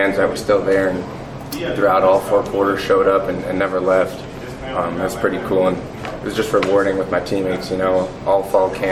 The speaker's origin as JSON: {"language": "English", "town": "Sacramento", "region": "California", "country": "United States", "also_born_or_lived": "Reno, Nevada", "moved": "as an adult", "lives_now": "Greenville, United States", "said": "I'm from Sacramento, California."}